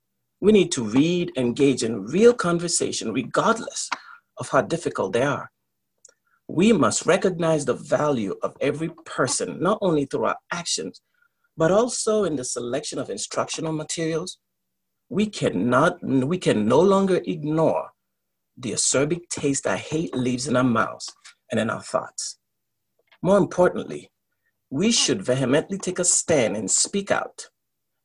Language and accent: English; United States; my experience as an American